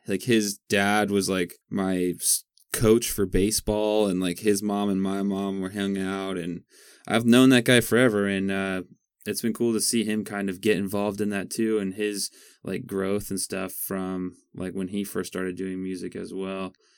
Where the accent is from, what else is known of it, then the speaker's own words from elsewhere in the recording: Eatonville, Washington, United States; I grew up on Webster Road, 304th, like out by like Eatonville